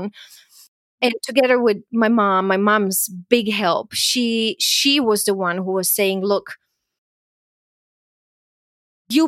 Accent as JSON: {"language": "English", "country": "Croatia", "tie": "born or raised there", "also_born_or_lived": "Austria", "moved": "yes", "said": "I grew up in Yugoslavia and went through, you know, the war there and the country falling apart"}